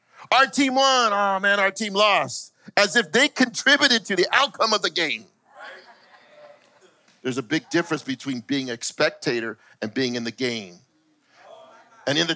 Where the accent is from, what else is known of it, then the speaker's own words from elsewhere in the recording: Los Angeles, California, United States; I grew up in East